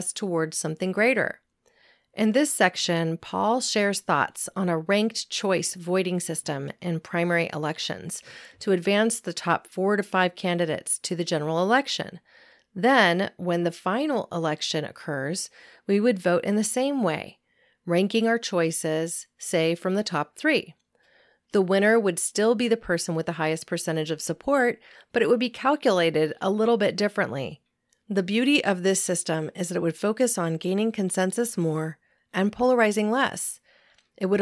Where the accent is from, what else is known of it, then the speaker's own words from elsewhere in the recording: California, United States; my home state of California